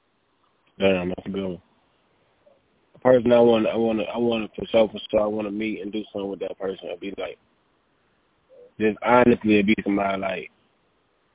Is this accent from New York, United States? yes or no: no; Flint, Michigan, United States; I'm not from Detroit. We're from Flint, where the water bad at.